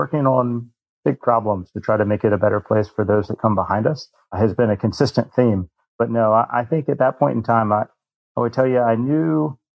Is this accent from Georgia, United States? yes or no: yes; Macon, Georgia, United States; now in Atlanta, United States; I was born and raised in Macon, Georgia